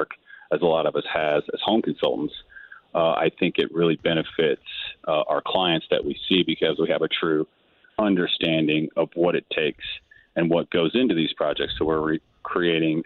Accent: St. Louis, Missouri, United States; I'm a St. Louis native, been here all my life, born and raised.

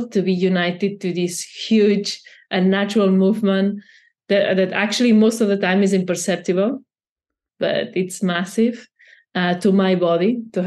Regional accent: Barcelona, Catalonia, Spain; I'm from Barcelona

